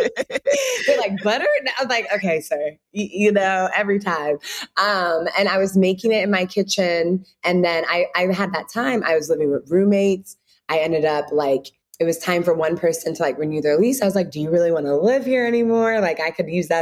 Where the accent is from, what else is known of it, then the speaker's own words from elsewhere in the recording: United States; also born or lived in Ghana / Chicago; I was born here in the States.